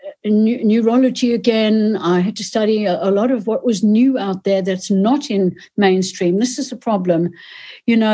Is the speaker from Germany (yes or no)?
no; South Africa; moved away as an adult; also born or lived in United Kingdom; I am South African, born and bred, and went to university there.